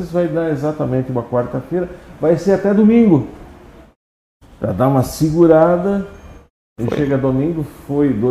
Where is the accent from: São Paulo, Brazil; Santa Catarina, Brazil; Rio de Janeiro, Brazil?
Santa Catarina, Brazil; Orleans; born there; Eu nasci aqui em Orleans mesmo.